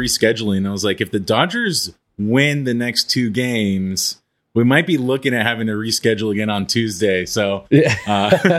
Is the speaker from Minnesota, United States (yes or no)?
no; Los Angeles, California, United States; So I even though I was born and raised in Los Angeles, I am not a South Bay guy.